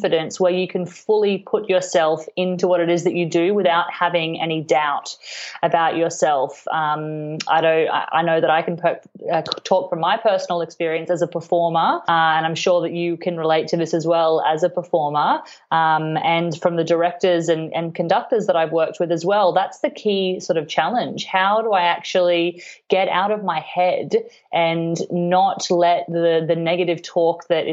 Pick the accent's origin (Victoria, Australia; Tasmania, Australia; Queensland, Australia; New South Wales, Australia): Queensland, Australia; Cairns; now in Melbourne, Australia; I grew up in Queensland, in Cairns, and I played the violin from quite a really young age